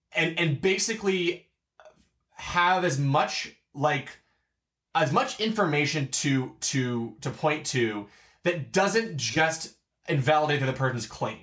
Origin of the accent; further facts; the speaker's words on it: Baltimore, Maryland, United States; we're from Baltimore